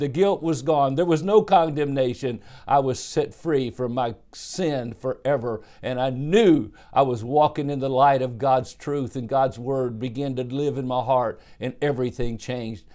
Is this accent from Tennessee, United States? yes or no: no; Dallas, Texas, United States; also born or lived in Cincinnati, Ohio; I was born in Dallas, Texas, in nineteen fifty-one.